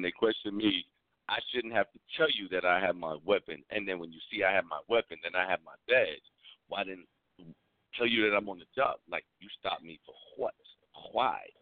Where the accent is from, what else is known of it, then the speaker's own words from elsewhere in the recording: New York City, New York, United States; I'm born and raised in the Bronx